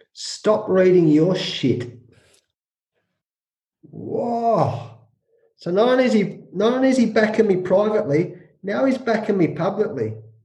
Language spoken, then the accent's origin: English; New Zealand; So as a New Zealander, the old Anzac brothers, mate, I love the All Blacks.